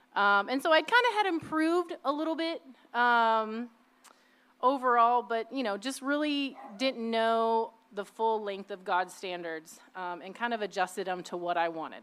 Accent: Indiana, United States; also born or lived in Midwest; now in South Bay, United States; I was born and raised in the Midwest, and um, after my parents divorced, when I was about three or four years old, we moved to Indiana with my mom

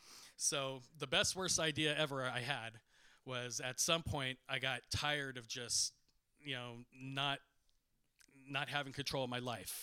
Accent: Culver City, California, United States; I grew up in Culver City during the 1980s.

